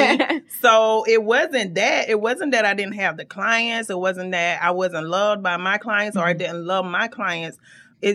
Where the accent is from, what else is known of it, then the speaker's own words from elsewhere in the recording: Macon, Georgia, United States; moved away as an adult; now in Atlanta, United States; I owned a salon for 10 years in my hometown of Macon, Georgia